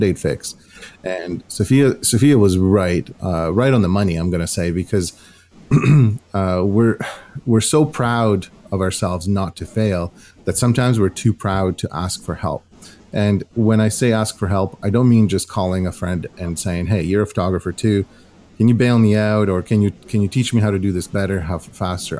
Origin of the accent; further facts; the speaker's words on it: Ukraine; now in Canada; growing up in Ukraine